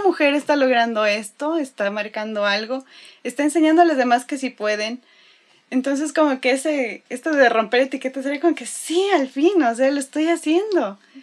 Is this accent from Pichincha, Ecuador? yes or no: yes; Quito, Pichincha, Ecuador; now in Monterrey, Mexico; soy de Quito, Ecuador.